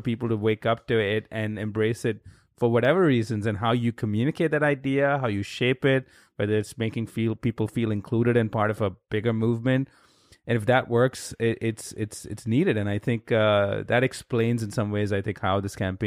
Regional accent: India; now in United States; I grew up in India

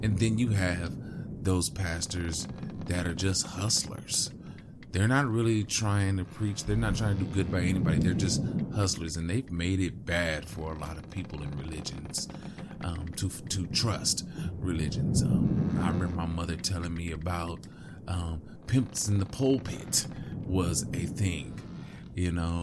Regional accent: West Coast, United States; I grew up on the West Coast

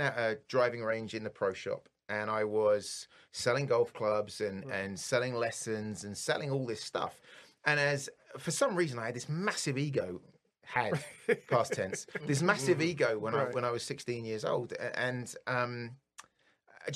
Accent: Bury St Edmunds, East of England, United Kingdom; now in Detroit, United States; I was born in England, and I lived about 2.5 hours outside of London in this fabulous little place called Bury St. Edmunds, which is when I was a kid growing up

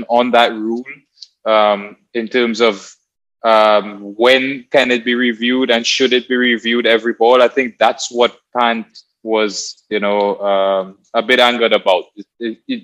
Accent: Trinidad & Tobago; growing up in Trinidad in the Caribbean, as far as I can remember, as soon as I could walk, I had a cricket bat in my hand

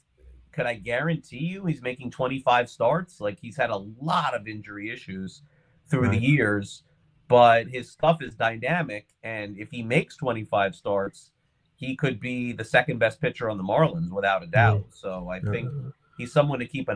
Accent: Miami, Florida, United States; also born or lived in Brooklyn, New York; I was very young and I moved from Brooklyn to Miami in 1980.

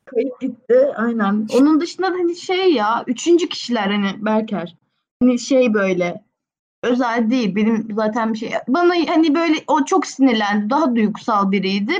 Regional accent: Istanbul, Turkey; İstanbulluyum normalde de.

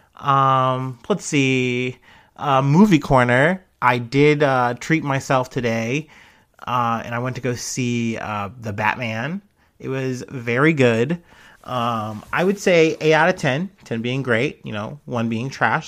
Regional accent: United States; I'm obviously jaded as an American, you know, Westerner

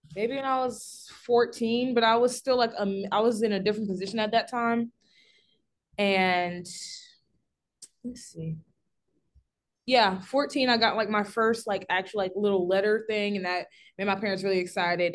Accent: Simpsonville, South Carolina, United States; I'm from Simpsonville, South Carolina

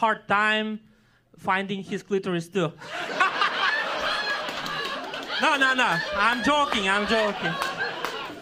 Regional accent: Kyrgyzstan; English is a second language; moved away; I'm from Central Asia, from Kyrgyzstan. But okay. I speak Russian

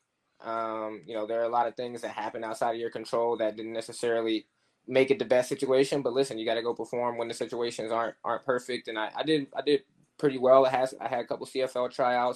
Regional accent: Oklahoma, United States; moved away; I'm from Oklahoma, so boxing wasn't the thing there.

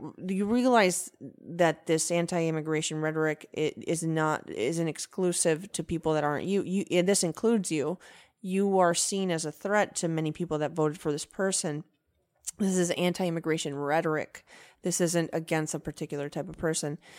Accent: Venezuela; moved away; also born or lived in United States; I'm my own type of Venezuelan

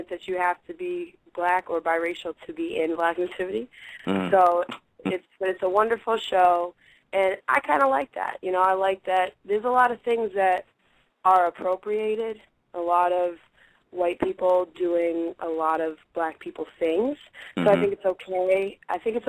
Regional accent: Boston, Massachusetts, United States; I grew up in Boston, in a part of Boston called Dorchester, in a part of Dorchester called Upham's Corner

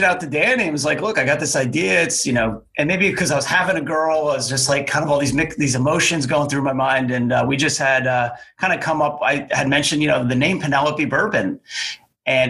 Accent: New Jersey, United States; growing up in New Jersey

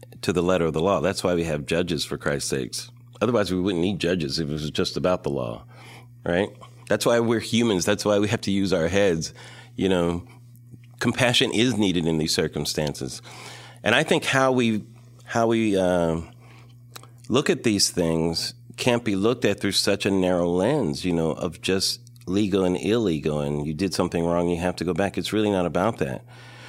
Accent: California, United States; I'm from California

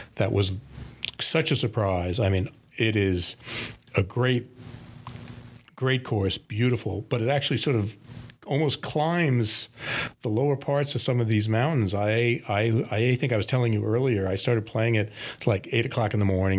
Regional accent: New York, United States; as a New Yorker, a big city like Tokyo appeals to me

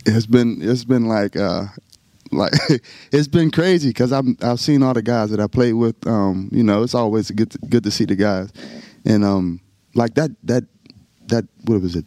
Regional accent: northern West Virginia, United States; now in Texas, United States; I'm from West Virginia. It's you know I'm from the mountains

